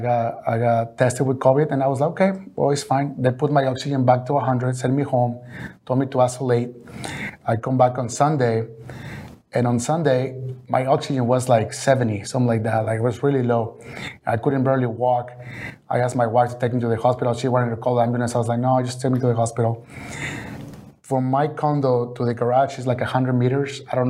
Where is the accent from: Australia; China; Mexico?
Mexico; English is a second language; And the first thing I did is transform those in pesos, because I was coming from Mexico.